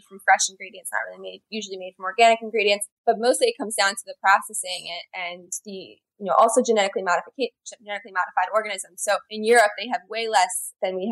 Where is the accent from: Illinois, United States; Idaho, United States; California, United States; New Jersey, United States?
New Jersey, United States; Blairstown; now in New York City, United States; I grew up in a small town in Northwest New Jersey called Blairstown